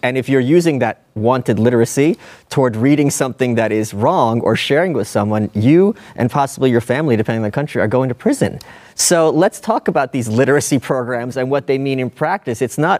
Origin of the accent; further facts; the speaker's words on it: Brooklyn, New York, United States; They're also in a world of trouble, I'm from Brooklyn, with Jewish Americans.